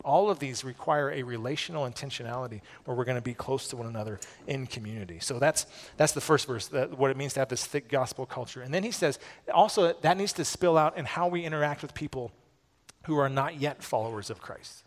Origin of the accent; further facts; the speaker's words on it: United States; as American evangelicals